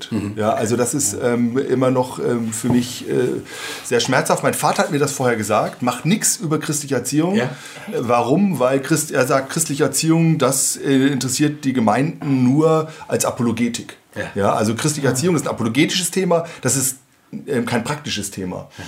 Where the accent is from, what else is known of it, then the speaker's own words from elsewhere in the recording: Marburg, Hesse, Germany; …. Ähm, ich komme aus Marburg, lebe mit meiner Familie hier ähm, seit vielen Jahren und arbeite auch in Kassel an der CVM-Hochschule